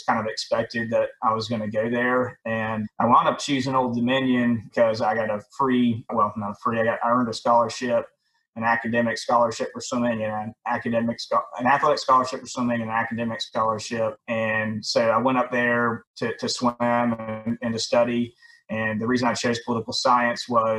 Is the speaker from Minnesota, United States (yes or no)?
no; Alabama, United States; also born or lived in Charleston, South Carolina; grew up in the woods and the rivers and the lakes of Alabama